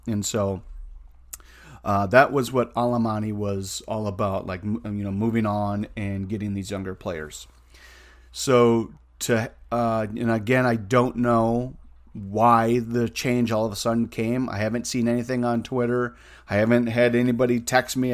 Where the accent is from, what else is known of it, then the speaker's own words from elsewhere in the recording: United States; I'm an American